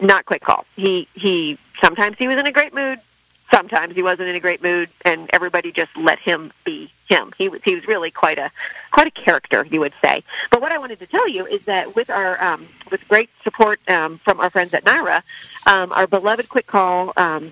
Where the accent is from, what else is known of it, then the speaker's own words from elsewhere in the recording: San Diego, California, United States; I'm from San Diego. So Del Mar was at my home track